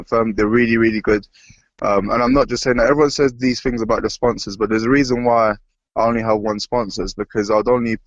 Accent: London, United Kingdom; I grew up in London

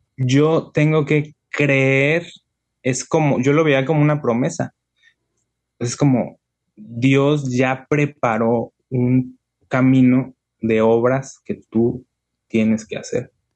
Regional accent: La Paz, Baja California Sur, Mexico; moved away as an adult; also born or lived in Mexico City; acá en mi tierra es puro desierto

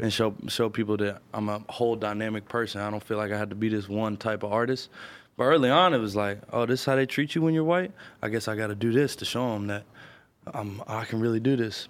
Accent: Louisville, Kentucky, United States; moved away; also born or lived in Atlanta; I'm from the Highlands neighborhood of Louisville

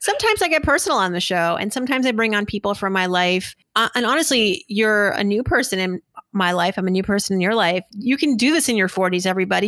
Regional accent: Worcester, Massachusetts, United States; growing up in Worcester to immigrant parents

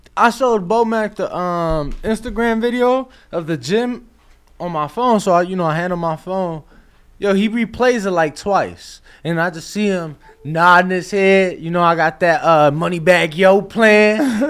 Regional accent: Chicago, Illinois, United States; I'm from Chicago, huge White Sox fan, Southside

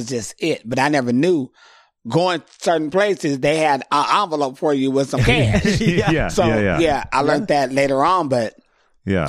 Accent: San Diego, California, United States; moved away as an adult; now in Los Angeles, United States; growing up in San Diego doing drag

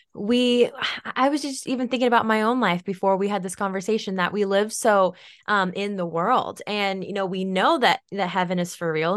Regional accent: Oregon, United States; a hazelnut farm about eighty acres here in Oregon

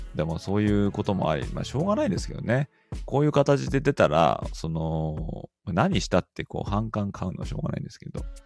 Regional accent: Kanto, Japan; 日本の出身は関東なんですけどね

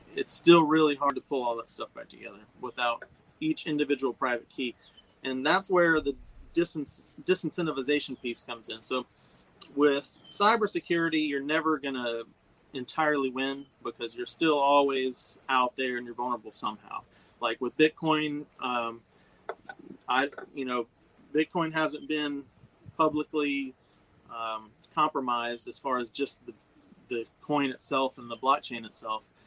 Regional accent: Nashville, Tennessee, United States; moved away; also born or lived in Florida; born and raised in Nashville

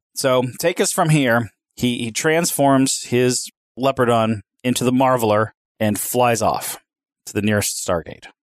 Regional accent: Knoxville, Tennessee, United States; I come from Knoxville, Tennessee, round the corner from Gatlinburg, Tennessee.

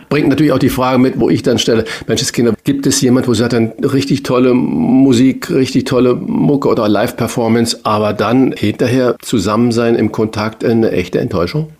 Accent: Saarland, Germany; moved away as an adult; also born or lived in Hamburg; bin gebürtiger Saarländer

